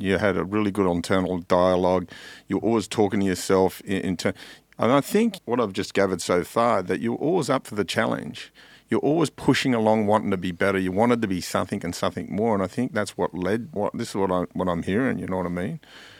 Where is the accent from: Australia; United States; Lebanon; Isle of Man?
Australia; Mount Druitt, New South Wales; Know it well, my local, growing up in Mount Druitt.